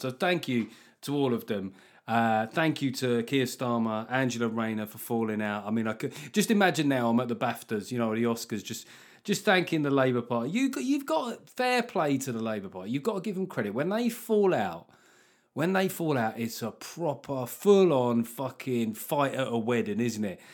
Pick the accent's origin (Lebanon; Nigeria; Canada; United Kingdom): United Kingdom; London; I come from, uh, you know, South London